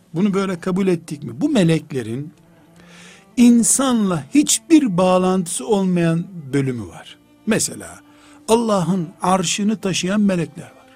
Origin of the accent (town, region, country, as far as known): Black Sea Region, Turkey; born or raised there